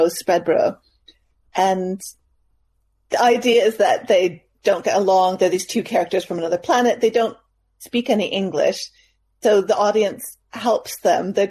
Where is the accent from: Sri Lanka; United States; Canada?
Canada; also born or lived in London; now in North East England, United Kingdom; I'm originally from Canada